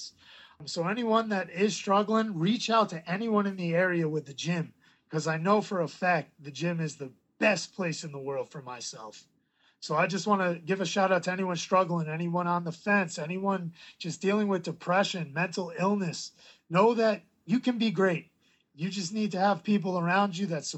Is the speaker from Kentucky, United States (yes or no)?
no; New York, United States; my hometown where I grew up